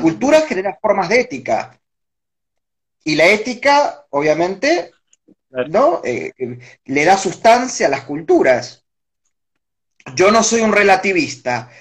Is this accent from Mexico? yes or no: no; Villa Domínico, Buenos Aires Province, Argentina; yo me crié en Villa Domínico, en el partido de Avellaneda